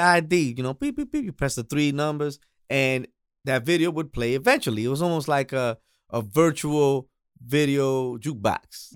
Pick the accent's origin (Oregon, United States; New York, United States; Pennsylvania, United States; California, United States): New York, United States; New York City; I was actually born and raised in Queens